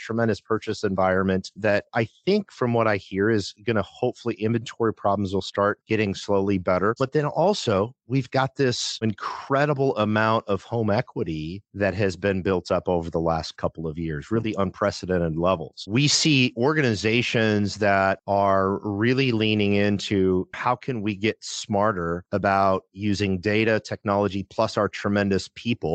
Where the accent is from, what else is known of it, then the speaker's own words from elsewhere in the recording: Midwest, United States; I grew up in the Midwest, a very blue collar upbringing